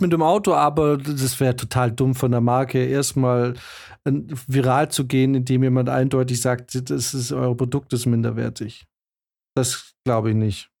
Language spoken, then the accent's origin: German; Germany; als Deutsche